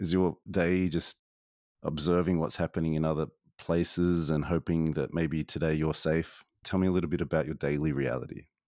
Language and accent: English; Australia; I grew up in Australia